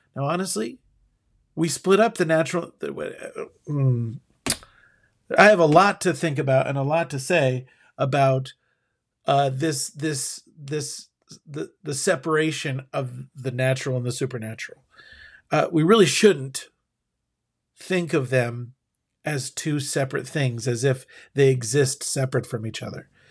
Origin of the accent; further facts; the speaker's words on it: United States; as an American